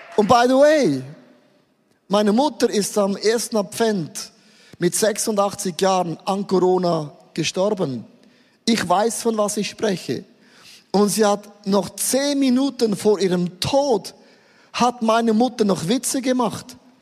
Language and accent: German; Switzerland; Ich bin ja als Schweizer zu laut, ich bin als Schweizer zu schön